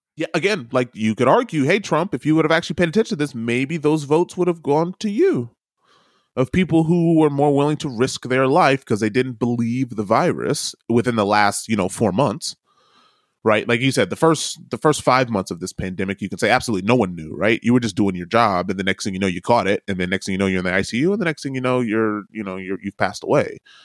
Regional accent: United States; now in New Zealand; I can't hide that I'm an American. Every time I open my mouth, I'm an American

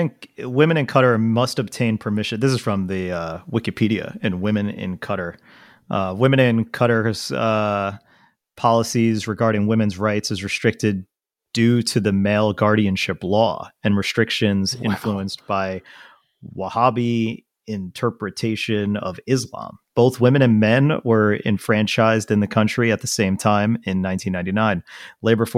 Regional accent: New Zealand; even though I'm from New Zealand. Like, yes. Guys, I live there.

